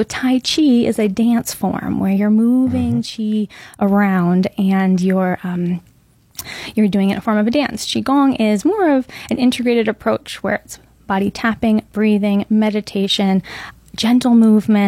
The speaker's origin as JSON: {"language": "English", "area": "Muskoka", "region": "Ontario", "country": "Canada", "tie": "born or raised there", "moved": "yes", "lives_now": "Lake Nona, United States", "said": "I'm originally from Canada, born and raised in a small town area of Muskoka, a cottage country"}